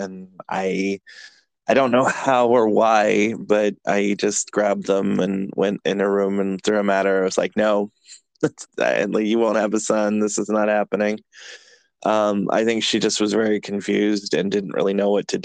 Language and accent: English; east of San Francisco, California, United States; moved away as an adult; also born or lived in Chattanooga, Tennessee; now in Atlanta, United States; I'm from California originally, but I'm from like 45 minutes out east of San Francisco